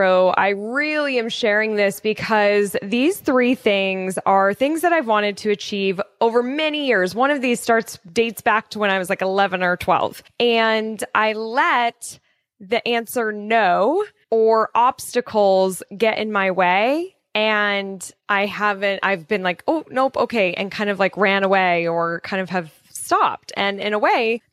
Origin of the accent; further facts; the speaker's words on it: Colorado, United States; I grew up in Colorado